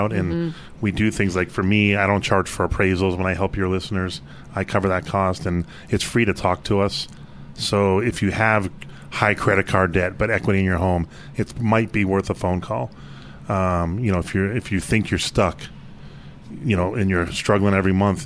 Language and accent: English; New England, United States; now in Colorado, United States; I'm from New England.